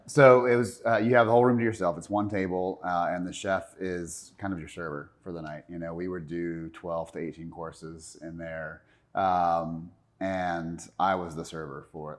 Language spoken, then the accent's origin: English; Charlotte, North Carolina, United States; I was born and raised here in Charlotte